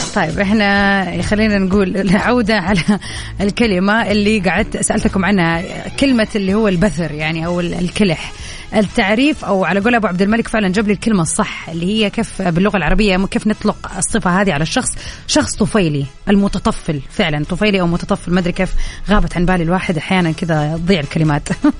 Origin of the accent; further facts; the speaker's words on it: Saudi Arabia; عندنا في السعودية